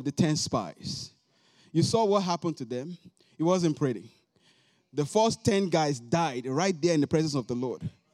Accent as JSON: {"language": "English", "country": "Nigeria", "moved": "yes", "said": "I came from Nigeria, West Africa."}